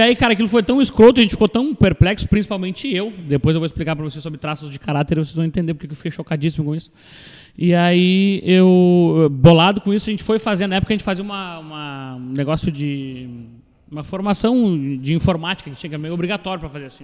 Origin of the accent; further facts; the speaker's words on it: Pelotas, Rio Grande do Sul, Brazil; nasci em Pelotas, cresci aqui, me desenvolvi